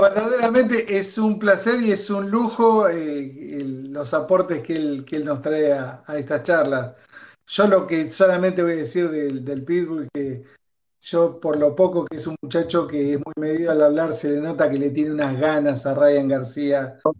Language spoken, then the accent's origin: Spanish; Argentina; como argentino